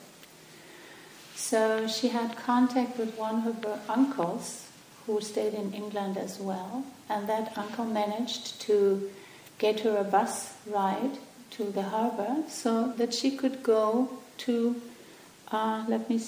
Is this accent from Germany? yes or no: yes; Germany; English is a second language; moved away; where I come from Germany.